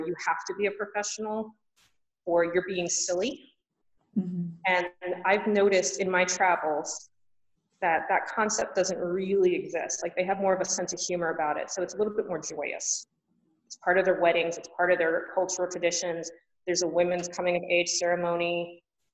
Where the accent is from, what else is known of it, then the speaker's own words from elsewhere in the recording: United States; I grew up in America and I'm an American girl